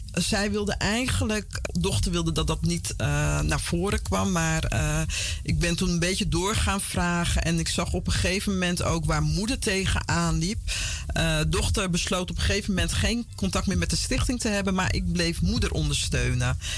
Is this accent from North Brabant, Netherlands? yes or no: no; Vlaardingen, South Holland, Netherlands; born or raised there; also born or lived in Paramaribo, Suriname / Utrecht / Amsterdam; now in Almere, Netherlands